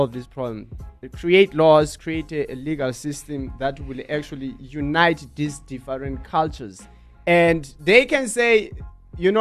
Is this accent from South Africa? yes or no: yes; Eastern Cape, South Africa; when I was in Eastern Cape, I'm colored. So all the kids, they used to see me as a white kid.